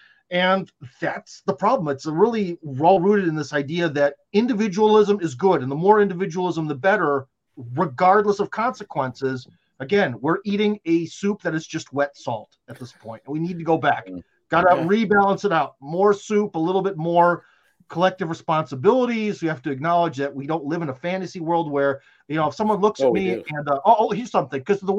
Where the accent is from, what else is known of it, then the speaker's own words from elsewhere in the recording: Russia; English is a second language; I am from Russia, so everything sounds very the way they speak.